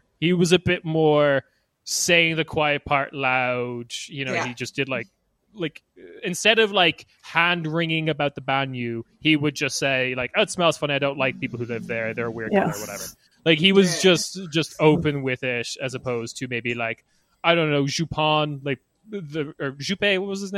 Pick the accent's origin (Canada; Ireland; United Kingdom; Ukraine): Ireland; as an Irish boy myself